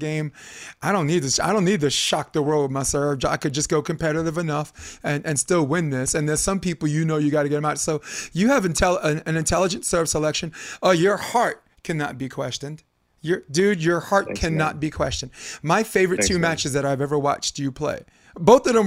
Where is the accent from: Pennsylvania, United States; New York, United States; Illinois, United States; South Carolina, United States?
New York, United States; moved away as an adult; now in California, United States; I'm from New York, so I got a big Latino population